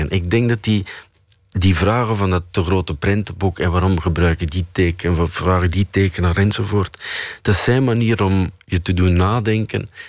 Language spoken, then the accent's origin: Dutch; Flanders, Belgium; En bij ons in Vlaanderen staat het in de krant... vijf regels.